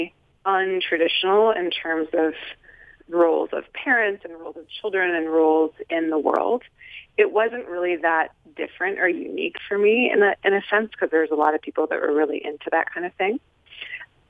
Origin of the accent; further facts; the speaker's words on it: Nelson, British Columbia, Canada; I grew up in a small town in British Columbia called Nelson, B.C., in Canada